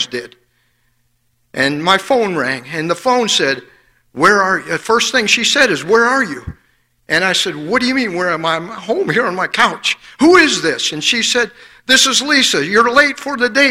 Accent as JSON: {"language": "English", "town": "Fort Wayne", "region": "Indiana", "country": "United States", "tie": "born or raised there", "said": "I grew up in Fort Wayne, Indiana"}